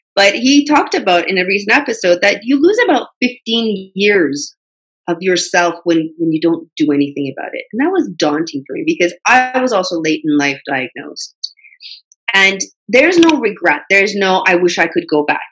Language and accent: English; Canada; also born or lived in Middle East; I grew up in Canada. I had that cultural difference even though I was born in Middle East.